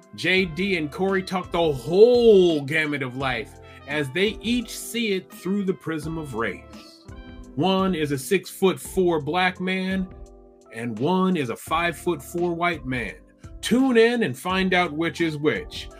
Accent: Iowa City, Iowa, United States; I grew up in Iowa City, which is almost four hours due north of St. Louis

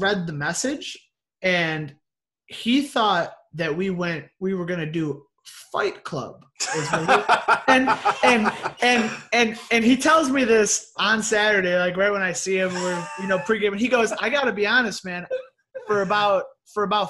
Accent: near Chicago, Illinois, United States; I'm close enough to Chicago that if someone's not from Illinois, I'll just say I'm from Chicago.

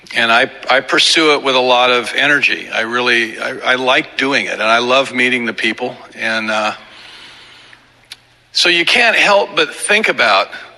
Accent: Southern California, United States; We're from Southern California

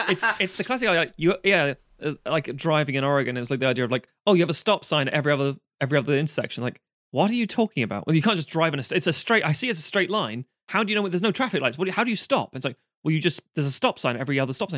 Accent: London, United Kingdom; accent: London; I was born in Camden

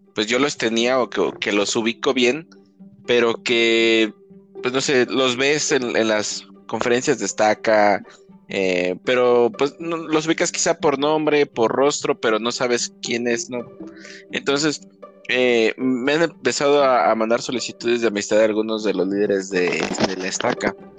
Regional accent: Mexico; como mexicanos

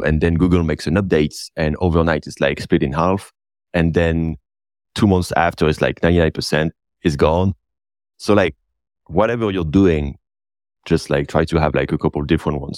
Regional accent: north of France, France; that's actually close to my hometown where I was born. I kind of like love this area. It's really my place, you know, north of France

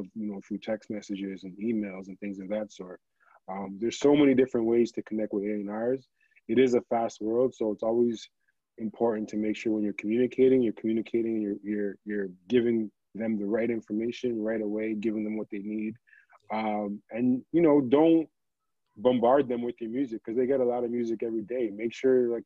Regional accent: Toronto, Ontario, Canada; I'm from Toronto. I work in the music business

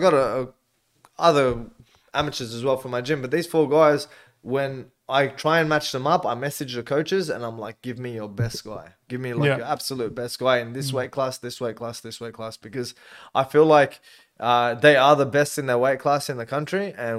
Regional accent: Auburn, New South Wales, Australia; Growing up in Auburn. Yeah, growing up, being around all the kids in the area.

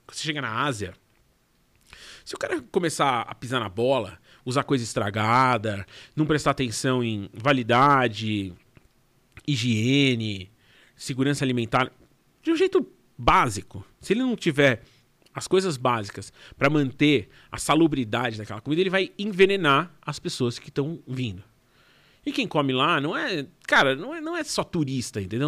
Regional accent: Brazil; eu sou do Brasil

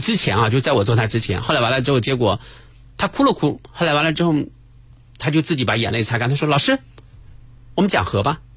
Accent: northern Jiangsu, China; 我是苏北的

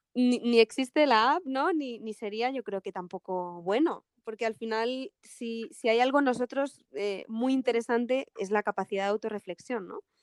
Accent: Spain; soy española

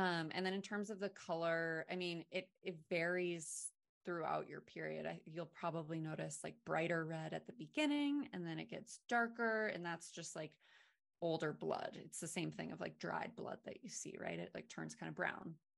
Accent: Maine, United States; I'm from Maine

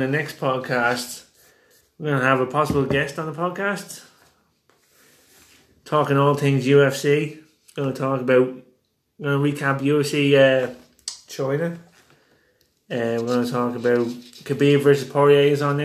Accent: Dublin, Leinster, Ireland; we're from Finglas, the main street of Finglas, Dublin, Ireland

